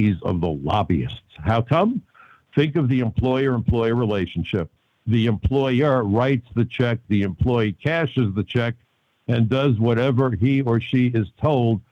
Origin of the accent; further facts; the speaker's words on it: New York City, New York, United States; I'm a kid from Brooklyn. I even went to Brooklyn College.